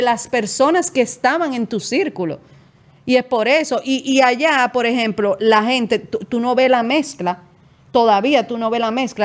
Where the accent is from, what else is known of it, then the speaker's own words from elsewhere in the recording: San Pedro de Macorís, Dominican Republic; moved away; Yo, soy de un pueblo y en mi pueblo, yo soy de San Pedro de Macorís, es de este tamaño